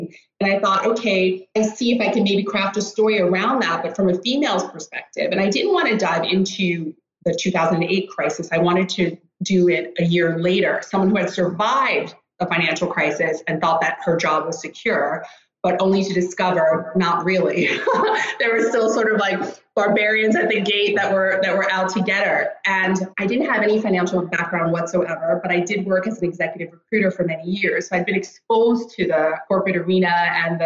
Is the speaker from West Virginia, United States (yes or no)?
no; Rockland County, New York, United States; moved away as an adult; also born or lived in Greenwich, Connecticut; now in Stockholm, Sweden; I grew up in Rockland County, New York, and I'm actually a first generation American.